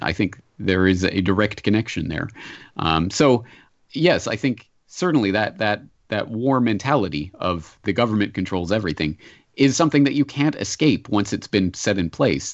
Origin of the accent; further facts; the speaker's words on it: Canada; as a Canadian